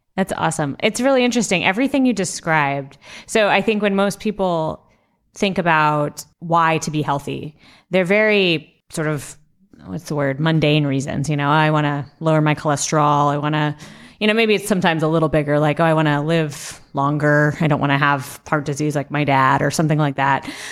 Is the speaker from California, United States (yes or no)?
yes; Southern California, United States; my family's Mexican, and I grew up in Southern California.